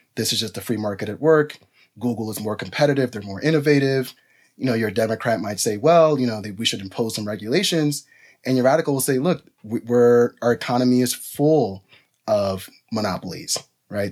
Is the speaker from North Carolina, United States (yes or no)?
no; New York City, New York, United States; also born or lived in Dominican Republic; my family is from the Dominican Republic. I grew up in New York City, you know, working class New Yorker